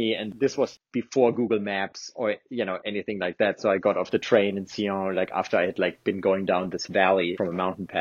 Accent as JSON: {"language": "English", "country": "Germany", "tie": "born or raised there", "first_language": "German", "second_language": "English", "moved": "as an adult", "lives_now": "United States", "said": "I wasn't confined to my hometown. I wasn't confined to Germany necessarily"}